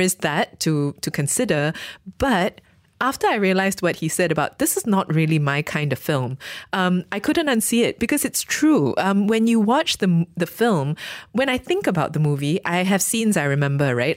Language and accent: English; Malaysia; I am a Malaysian Chinese person